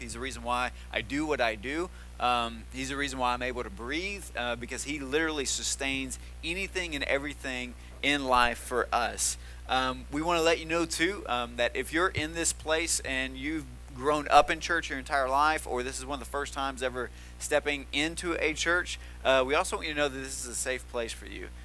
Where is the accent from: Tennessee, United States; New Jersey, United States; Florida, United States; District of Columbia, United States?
Tennessee, United States; moved away; the town that I grew up in in Tennessee